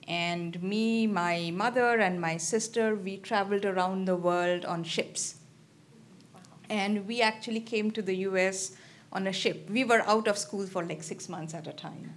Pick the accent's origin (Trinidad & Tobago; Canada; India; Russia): India; Kolkata, West Bengal; also born or lived in Nebraska / Princeton; now in Columbus, United States; I'm from, uh, eastern part, I'm from Calcutta